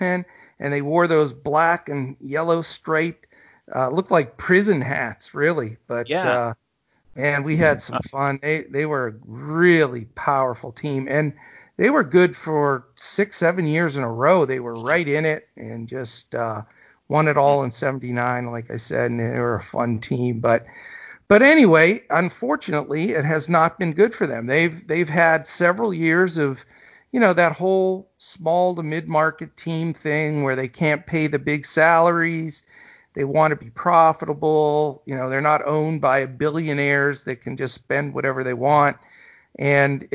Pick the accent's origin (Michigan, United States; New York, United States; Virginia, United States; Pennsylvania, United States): Pennsylvania, United States; Western; I grew up in Western PA and went to a lot of Pirates games as a kid growing up